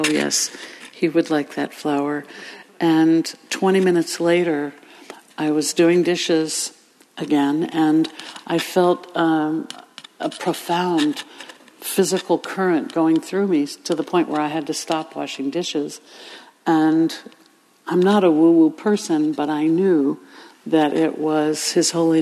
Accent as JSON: {"language": "English", "town": "Inverness", "region": "California", "country": "United States", "tie": "born or raised there", "said": "I started leading community singing in my hometown of Inverness"}